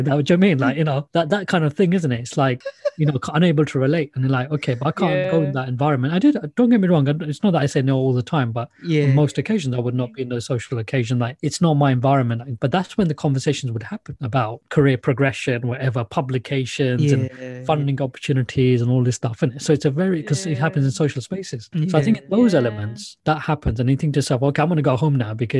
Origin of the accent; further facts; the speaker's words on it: Luton, East of England, United Kingdom; I'm from Luton